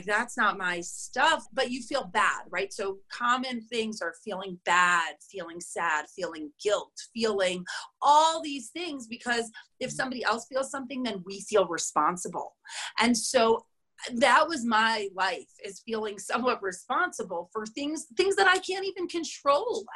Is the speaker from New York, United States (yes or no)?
yes; New York City, New York, United States; moved away as an adult; now in Boulder, United States; I'm from New York, from Queens. Like, I went to day school